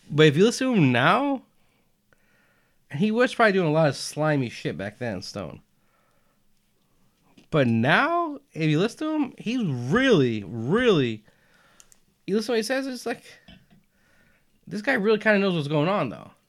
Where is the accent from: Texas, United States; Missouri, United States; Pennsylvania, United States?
Texas, United States; I am from Texas.